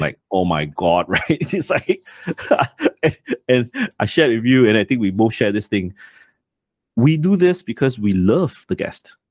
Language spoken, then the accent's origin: English; Malaysia; I'm ashamed as a Malaysian